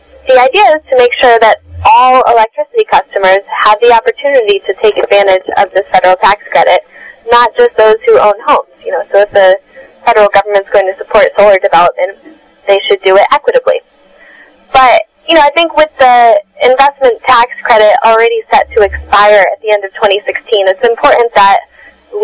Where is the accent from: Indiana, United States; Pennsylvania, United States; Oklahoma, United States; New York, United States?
New York, United States; I'm in New York. I'm a New Yorker myself